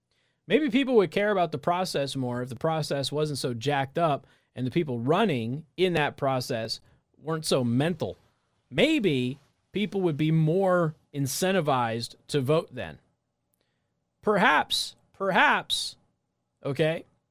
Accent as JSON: {"language": "English", "town": "Las Vegas", "region": "Nevada", "country": "United States", "said": "So and I'm also from Las Vegas."}